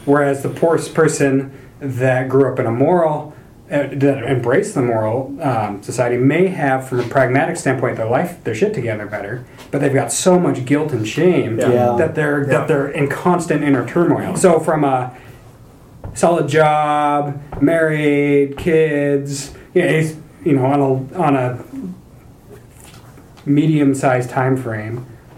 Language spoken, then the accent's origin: English; North Idaho, United States; I'm from North Idaho.